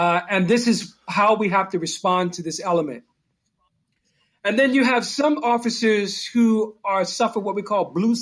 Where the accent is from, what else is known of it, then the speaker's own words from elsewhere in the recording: Newark, New Jersey, United States; I come from Newark, New Jersey. It's a rough community